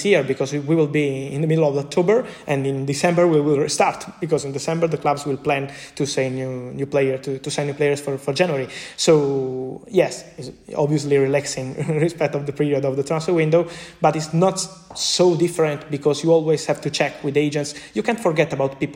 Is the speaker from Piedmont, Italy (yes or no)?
no; Naples, Campania, Italy; English is a second language; moved away as an adult; now in Milan, Italy; I am from Napoli. I left my family in Napoli, in Naples, another city here in Italy, when I was 18. I moved to Milano. I live alone